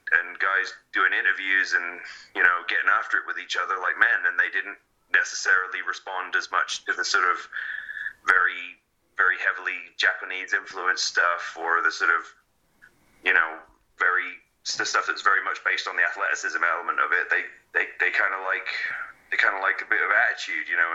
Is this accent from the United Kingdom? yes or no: yes; England, United Kingdom; growing up in England